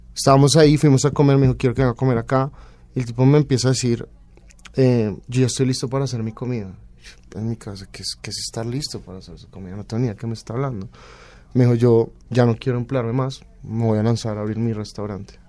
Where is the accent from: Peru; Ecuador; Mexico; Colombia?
Colombia; moved away as an adult; also born or lived in Barcelona, Spain / Paris, France / Denmark; Soy colombiano